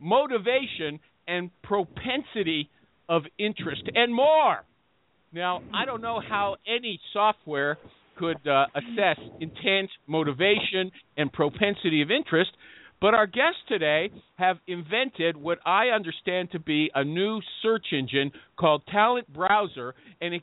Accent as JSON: {"language": "English", "country": "Canada", "said": "I'm Canadian"}